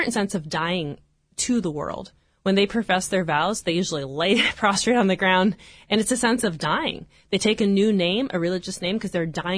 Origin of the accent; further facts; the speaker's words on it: Nebraska, United States; moved away as an adult; now in Orange, United States; I'm originally from Nebraska